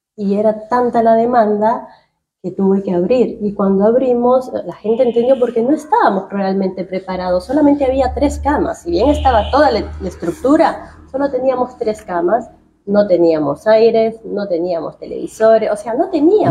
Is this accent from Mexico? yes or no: no; Peru; accent: tonada; also born or lived in New Jersey, United States; now in Victoria, Argentina; yo soy peruana